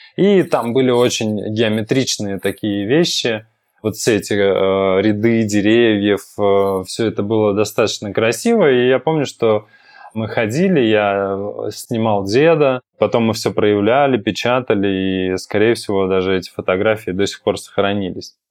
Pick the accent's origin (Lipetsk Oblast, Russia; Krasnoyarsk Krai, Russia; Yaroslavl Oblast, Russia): Yaroslavl Oblast, Russia; Yaroslavl; Я, кстати, из Ярославля э, родом